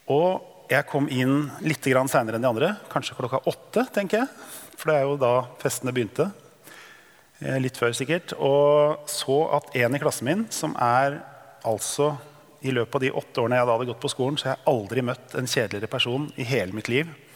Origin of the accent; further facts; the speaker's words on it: Drøbak, Akershus, Norway; Jeg er født og oppvokst i Drøbak